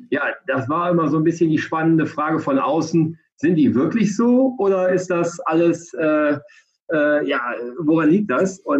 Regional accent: North Rhine-Westphalia, Germany; now in Frankfurt, Germany; 36 Jahre alt, komme gebürtig aus dem Rheinland zwischen Köln und Düsseldorf.

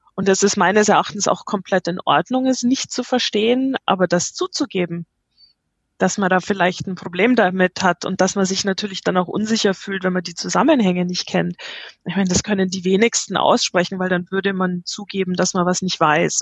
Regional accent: Munich, Bavaria, Germany; moved away; also born or lived in United States; Ich bin gebürtig aus München. Ich habe sehr, sehr viele Jahre in den USA gelebt. Ich bin seit zwei Jahren wieder in Deutschland

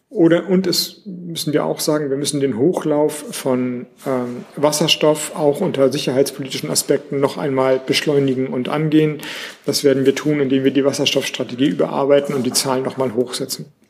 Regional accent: Schleswig-Holstein, Germany; also born or lived in Flensburg; ich komme aus Schleswig-Holstein, ich wohne in Flensburg

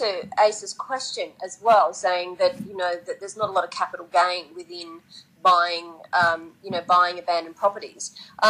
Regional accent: Australia; moved away as an adult; now in Japan; I grew up in Australia where you know, bricks and mortar, everything, you know, appreciated

